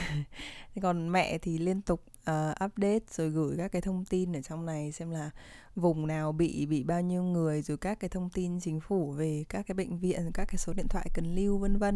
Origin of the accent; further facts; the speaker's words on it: Hanoi, Vietnam; moved away as an adult; now in Ho Chi Minh City, Vietnam; năm nay 19 tuổi Và mình là người Hà Nội Nhưng mà để uh, phục vụ cho học tập cũng như là công việc Thì uh, đầu năm nay mình đã chuyển vào Sài Gòn để sinh sống